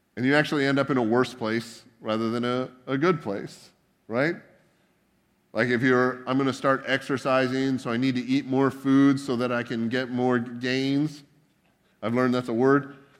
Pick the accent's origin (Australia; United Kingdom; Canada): Canada; now in United States